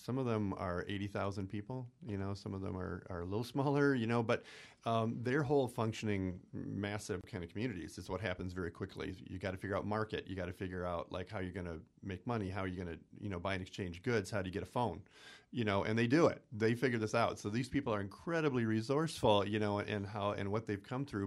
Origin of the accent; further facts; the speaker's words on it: Stevens Point, Wisconsin, United States; I'm from Point.